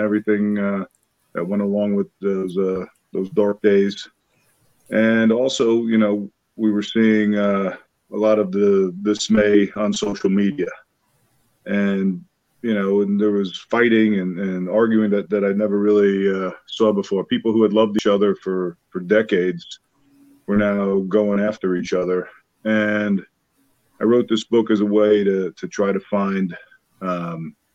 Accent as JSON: {"language": "English", "town": "Sayville", "region": "New York", "country": "United States", "tie": "born or raised there", "also_born_or_lived": "Bronx, New York", "said": "I was born in the Bronx, New York. And right away, we moved out to the east end of Long Island"}